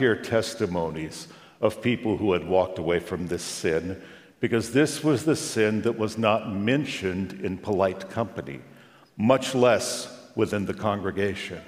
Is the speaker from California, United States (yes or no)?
yes; Long Beach, California, United States; we drove from my hometown, Long Beach, California